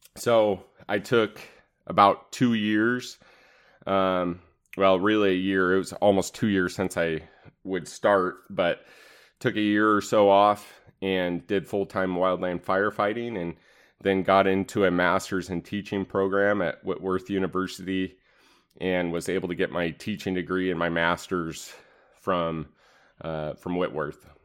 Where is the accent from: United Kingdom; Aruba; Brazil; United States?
United States; East Wenatchee, Washington; I grew up in Wenatchee, specifically East Wenatchee, Washington